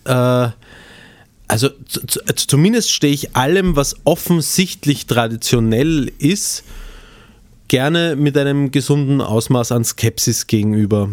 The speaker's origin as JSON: {"language": "German", "region": "Vienna", "country": "Austria", "accent": "Prolo-Wienerisch (Viennese)", "said": "was ich rauslassen habe, ist mehr so das Prolo-Wienerisch"}